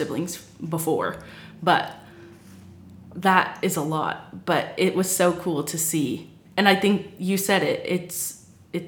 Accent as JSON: {"language": "English", "region": "Texas", "country": "United States", "said": "we're all from Texas"}